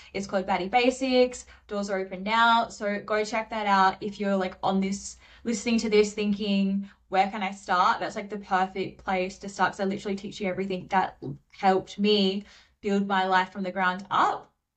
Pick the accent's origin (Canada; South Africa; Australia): Australia; Perth, Western Australia; moved away as an adult; now in Sydney, Australia; I went back to Perth in my hometown